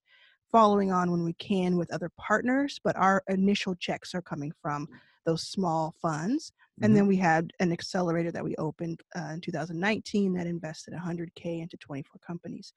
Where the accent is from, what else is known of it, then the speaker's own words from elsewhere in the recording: Texas, United States; I grew up in Texas.